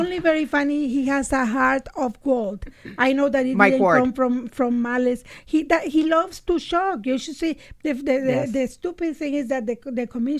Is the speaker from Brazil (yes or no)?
no; Nicaragua; moved away; I grew up in Nicaragua during a revolution.